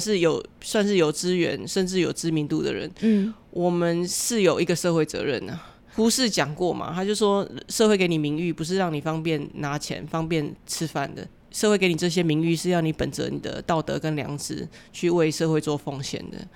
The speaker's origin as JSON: {"language": "Chinese", "country": "Taiwan", "said": "我们台湾这么善良"}